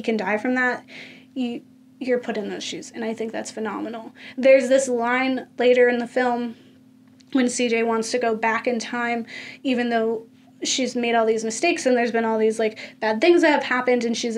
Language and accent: English; Florida, United States; I'm from Florida